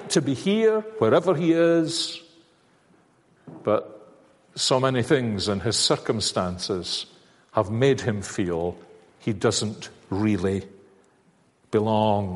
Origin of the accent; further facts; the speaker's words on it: Glasgow, Scotland, United Kingdom; When I was growing up, I'm a Glaswegian